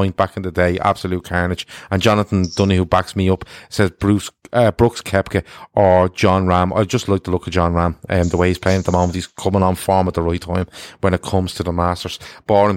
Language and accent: English; Ireland; we're Irish